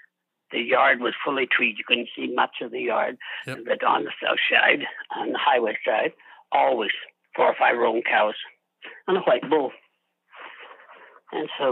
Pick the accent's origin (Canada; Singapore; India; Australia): Canada; Barrhead, Alberta; moved away as an adult; also born or lived in Turner Valley, Alberta; I grew up around Edmonton, out of Barrhead, and then I moved south to Turner Valley, Prittis, in the late 80s, early 90s.